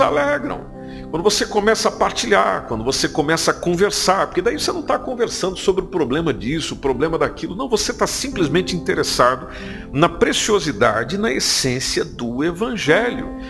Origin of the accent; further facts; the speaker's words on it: Brazil; now in Portugal; somos brasileiros